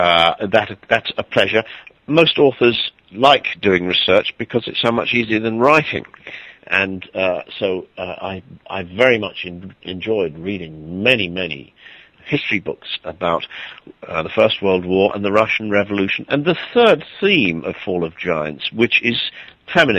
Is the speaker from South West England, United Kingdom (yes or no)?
no; Wales, United Kingdom; I'm not English. I come from Wales, a small country